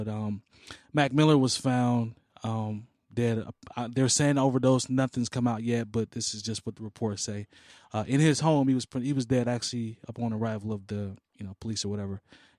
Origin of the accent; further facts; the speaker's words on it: Turin, Piedmont, Italy; I grew up here in Turin, so I'm cool with that.